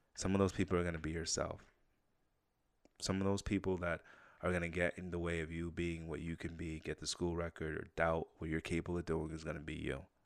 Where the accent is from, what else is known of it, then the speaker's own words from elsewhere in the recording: Saratoga, United States; growing up in Saratoga.